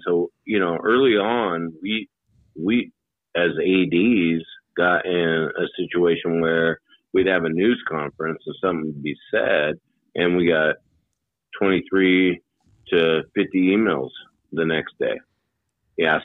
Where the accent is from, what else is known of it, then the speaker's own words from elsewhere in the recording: Hermiston, Oregon, United States; when I grew up in Hermiston, Oregon